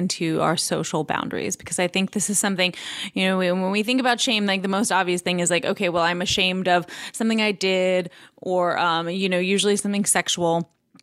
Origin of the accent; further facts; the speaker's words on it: New York, United States; also born or lived in Los Angeles; now in Nashville, United States; I grew up in New York. I lived in Los Angeles